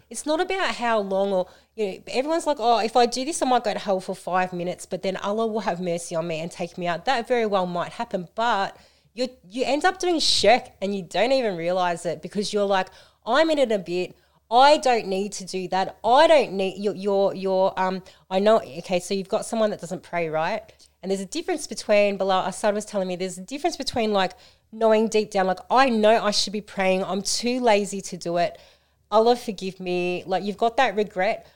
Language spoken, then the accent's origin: English; Melton, Victoria, Australia; I grew up in Melton